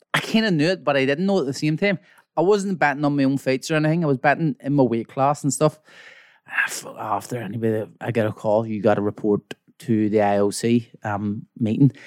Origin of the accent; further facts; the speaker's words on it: Belfast, Northern Ireland, United Kingdom; from Belfast, West Belfast